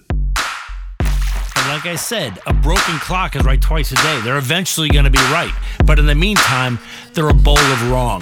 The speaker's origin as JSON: {"language": "English", "country": "United States", "said": "as an American"}